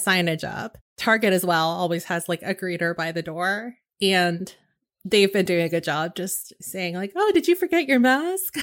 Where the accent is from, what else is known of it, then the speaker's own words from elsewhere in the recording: West Coast, United States; I grew up on the West Coast, and so we were three hours behind